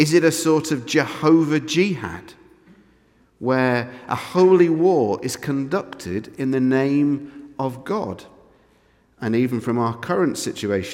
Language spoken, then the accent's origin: English; England, United Kingdom; I'm English